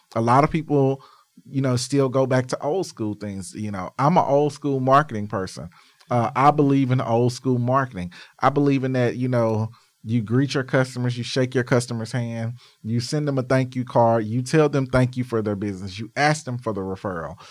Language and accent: English; Arkansas, United States; I'm from Arkansas where Walmart started. Um, I remember on Arkansas Boulevard, our Walmart